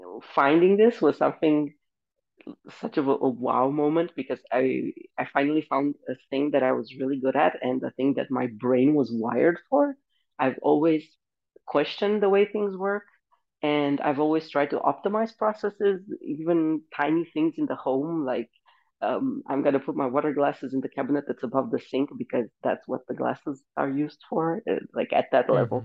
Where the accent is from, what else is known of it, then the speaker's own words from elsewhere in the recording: Romania; moved away as an adult; now in Denmark; I'm originally from Romania